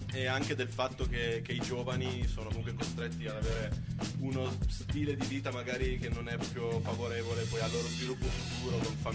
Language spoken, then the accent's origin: Italian; Asti, Piedmont, Italy; E invece io sono di Asti, ma un po' più nella zona di campagna. Ma preferisco non dire dove.